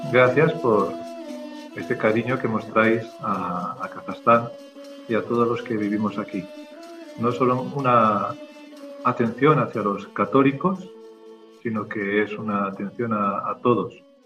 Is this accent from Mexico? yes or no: no; Spain; also born or lived in Kazakhstan; now in Almaty, Kazakhstan; Nosotros que somos de España